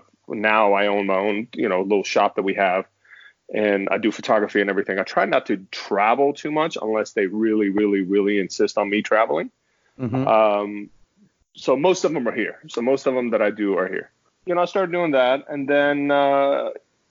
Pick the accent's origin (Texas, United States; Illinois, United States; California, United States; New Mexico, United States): Texas, United States; Austin; also born or lived in Middle East / Phoenix; now in Houston, United States; I grew up in the Middle East, and I grew up in the Austin area from about 88 to about 2005